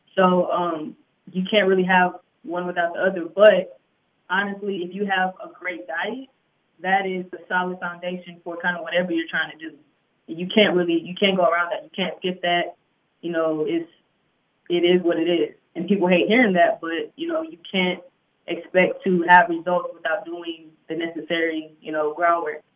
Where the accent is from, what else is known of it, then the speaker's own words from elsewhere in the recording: Houston, Texas, United States; moved away as an adult; also born or lived in Greenville, South Carolina; now in Atlanta, United States; I'm originally from Greenville, South Carolina. I grew, I pretty much grew up in Houston.